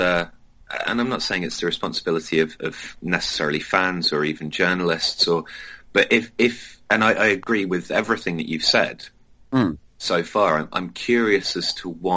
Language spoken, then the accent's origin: English; near Southampton, South East England, United Kingdom; I grew up near Southampton, they were my closest side, so I support them